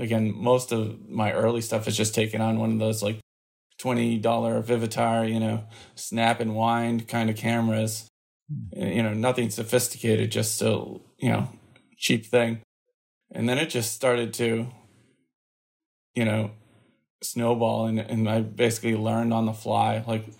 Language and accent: English; Massachusetts, United States; also born or lived in Minnesota; I was born in Minnesota, but quickly moved to Massachusetts, where I've been pretty much for the entirety of my life. Either north or south of the city, but never in the city.